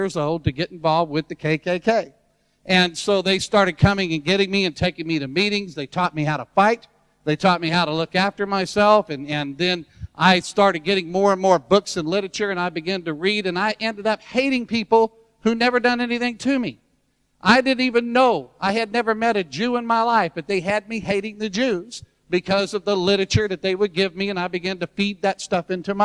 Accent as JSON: {"language": "English", "region": "Deep South", "country": "United States", "tie": "born or raised there", "said": "when I was a little kid, I was growing up in the Deep South"}